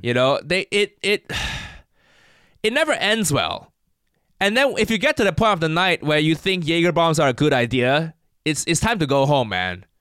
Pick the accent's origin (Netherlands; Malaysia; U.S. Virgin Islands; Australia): Malaysia; now in United Kingdom; I, I grew up in Malaysia